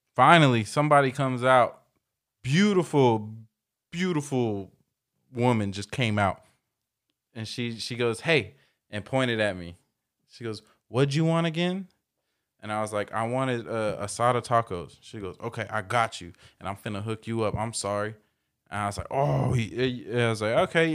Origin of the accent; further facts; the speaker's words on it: Dunnegan, United States; I was raised in Dunnegan and that's all, we used to just run barefoot through dirt